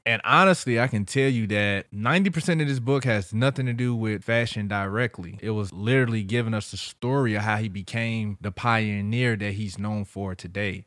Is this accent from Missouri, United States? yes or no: yes; St. Louis, Missouri, United States; I'm from St. Louis